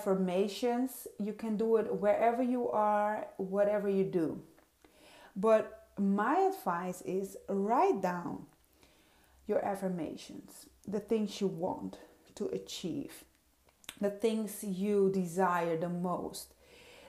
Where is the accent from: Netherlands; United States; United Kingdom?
Netherlands; first language Dutch; English is a second language; also born or lived in Suriname; I am a Surinamese queen. It's in South America, born there, and raised in Europe, in the Netherlands, and still living in Europe. So that being said, Dutch is my first language, English is not.